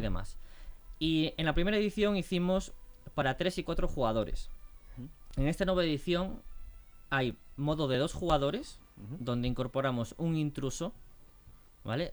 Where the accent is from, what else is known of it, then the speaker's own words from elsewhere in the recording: Galicia, Spain; somos tres chicos gallegos.